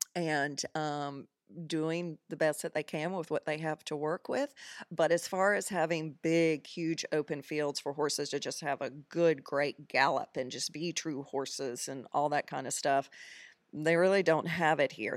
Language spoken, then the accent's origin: English; Greensboro, North Carolina, United States; moved away as an adult; now in Bermuda; I am originally from Greensboro, North Carolina